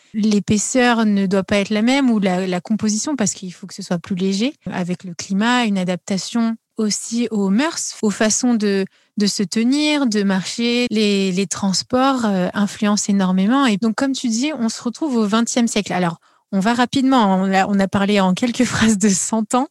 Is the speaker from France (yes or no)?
yes; France; en tant qu'Européens euh, et Français